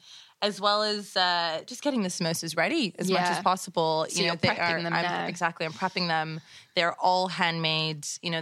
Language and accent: English; Toronto, Ontario, Canada; growing up in and around Toronto.